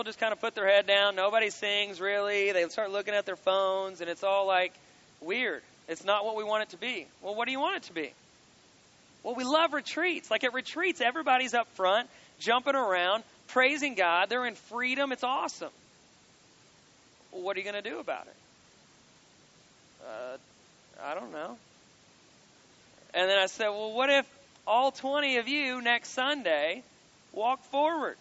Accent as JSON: {"language": "English", "region": "Kentucky", "country": "United States", "said": "I'm from Kentucky"}